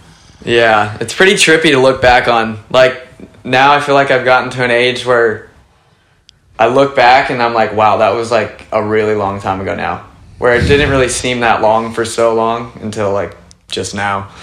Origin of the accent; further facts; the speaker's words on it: Ventura, California, United States; also born or lived in Ohio; I grew up in Ventura, California. I was born in Ohio, and then um, my parents moved to Ventura when I was like two